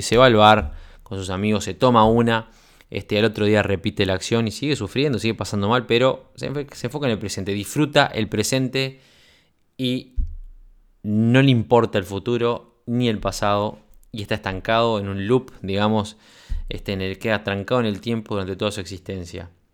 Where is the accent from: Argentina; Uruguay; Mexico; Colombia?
Uruguay; moved away as an adult; now in Sweden; De militar en Uruguay emprendedor en Suecia, ya sabes a esta altura que soy, fui oficial de la Fuerza Aérea